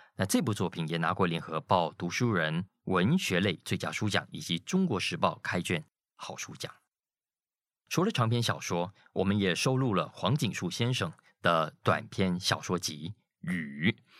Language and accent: Chinese; Malaysia; 在没有那么原始，但也不算先进的城镇里长大，像我自己就是